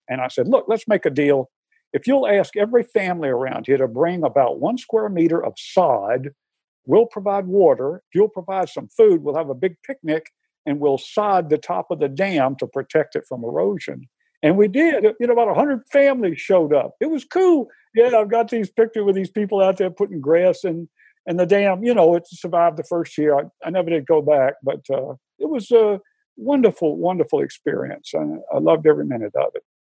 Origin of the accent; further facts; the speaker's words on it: Atlanta, Georgia, United States; moved away as an adult; now in Syracuse, United States; I'm from Atlanta, Georgia originally, but 43 years.